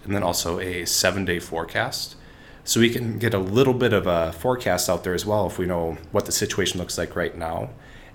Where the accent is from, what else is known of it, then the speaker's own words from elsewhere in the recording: Minnesota, United States; I grew up here in Minnesota, and I grew up on a beef farm